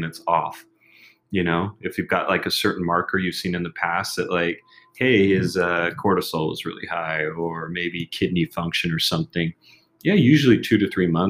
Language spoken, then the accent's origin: English; United States; now in Mexico; I'm American